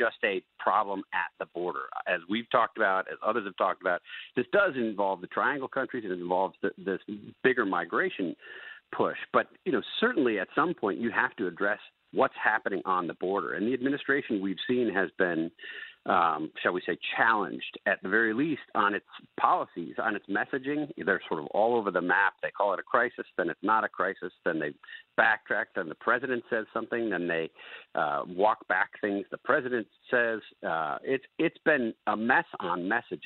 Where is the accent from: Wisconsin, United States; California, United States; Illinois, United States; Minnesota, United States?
Wisconsin, United States; my home state of Wisconsin